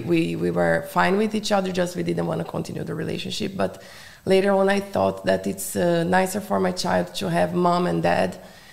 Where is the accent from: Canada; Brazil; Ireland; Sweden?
Brazil; Foz do Iguaçu, Paraná; English is a second language; moved away as an adult; also born or lived in Londrina, Brazil; now in Hungary; I'm from the south. I was born in Londrina, north of Paraná state. Paraná state. I grew up in Foz do Iguaçu. It's the border with Paraguay and Argentina.